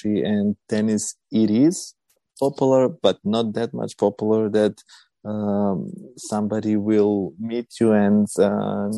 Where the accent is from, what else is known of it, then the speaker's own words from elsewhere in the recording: North Macedonia; we are from Macedonia. It's a small country on the Balkans, close to Serbia and Greece.